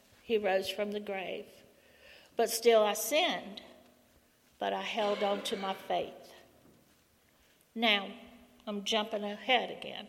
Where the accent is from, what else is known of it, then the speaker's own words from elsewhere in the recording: Raleigh, North Carolina, United States; also born or lived in Charlotte, North Carolina; From the time I was born in Raleigh, North Carolina, I was brought up in a Christian home. We went to Longview Methodist Church.